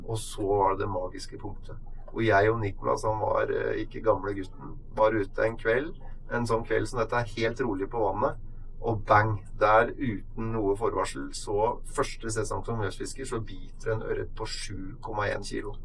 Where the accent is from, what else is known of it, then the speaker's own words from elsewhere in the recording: Hamar, Innlandet, Norway; also born or lived in Oslo; Jeg er jo fra Hamar